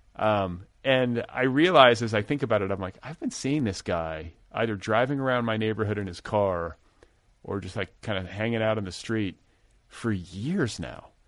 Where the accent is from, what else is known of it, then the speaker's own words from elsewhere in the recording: Midwest, United States; now in Los Angeles, United States; I grew up in the Midwest, too